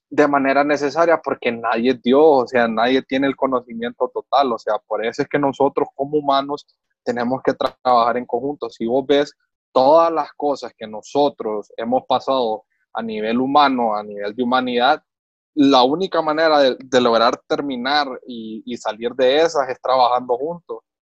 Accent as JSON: {"language": "Spanish", "country": "Honduras", "said": "uno como hondureño"}